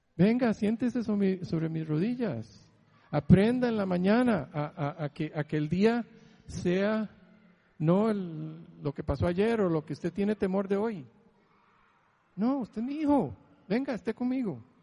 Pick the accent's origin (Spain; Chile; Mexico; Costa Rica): Costa Rica; Heredia; moved away as an adult; now in San Diego, United States; crecí en Heredia, que pasó todo esto, que me jalé, huí de Costa Rica